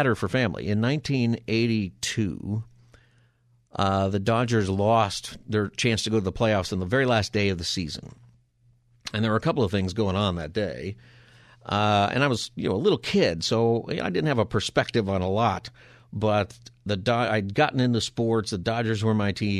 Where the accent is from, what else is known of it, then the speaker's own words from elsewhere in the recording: Palmdale, California, United States; growing up in the L.A. area, growing up in Palmdale